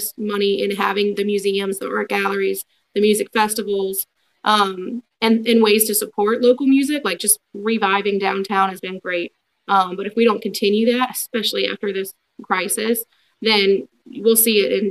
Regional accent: Baton Rouge, Louisiana, United States; now in Denham Springs, United States; growing up in Baton Rouge

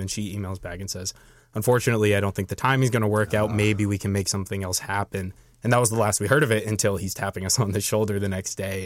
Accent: Maine, United States; I'm from Maine, which is in New England

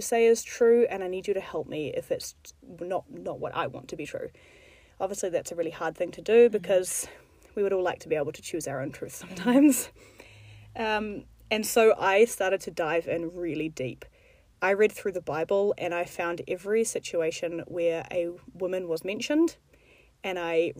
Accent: New Zealand; moved away as an adult; now in Middle East; I'm from New Zealand.

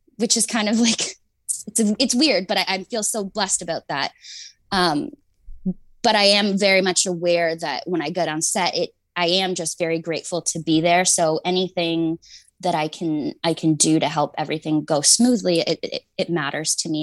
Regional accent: Canada; I'm Canadian, so I grew up

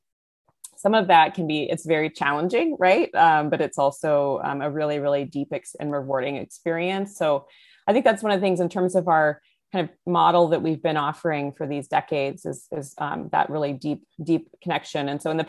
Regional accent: California, United States; now in Houston, United States; You know, I grew up in the San Francisco Bay Area in California, and now I'm based in Houston.

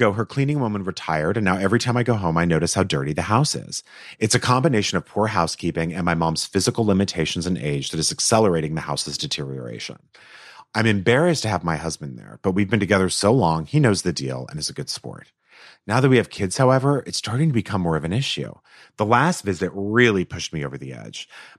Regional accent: Canada; My mom is from Japan. I was raised in Canada.

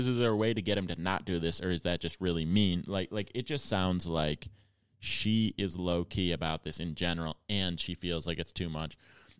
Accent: Buffalo, New York, United States; moved away; also born or lived in Los Angeles; One time, I went to Buffalo, which is where I'm from

